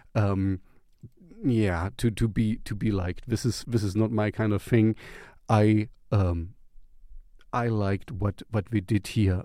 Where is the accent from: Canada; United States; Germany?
Germany; English is a second language; back in the East uh, Germany. You know, I grew up in the Russian zone